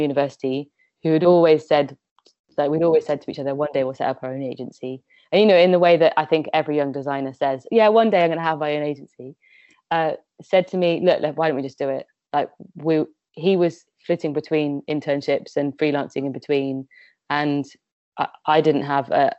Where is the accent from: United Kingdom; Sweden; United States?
United Kingdom; West Midlands; I grew up in the West Midlands